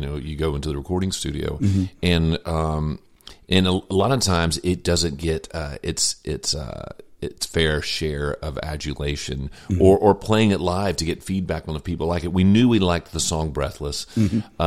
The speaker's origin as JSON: {"language": "English", "town": "Monroe", "region": "Louisiana", "country": "United States", "tie": "born or raised there", "also_born_or_lived": "Baton Rouge, Louisiana / New Orleans, Louisiana / Los Angeles, California", "moved": "as an adult", "lives_now": "Nashville, United States", "said": "I grew up formative years in Monroe, Louisiana, and then Baton Rouge, Louisiana for quite a few"}